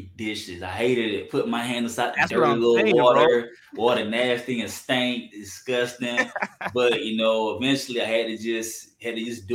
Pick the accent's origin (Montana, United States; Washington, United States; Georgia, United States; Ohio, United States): Georgia, United States; Douglas; My hometown is called Douglas. It's plain old Douglas, Georgia